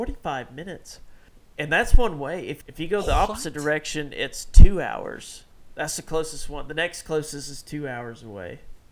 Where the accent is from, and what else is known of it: Eufaula, Oklahoma, United States; born or raised there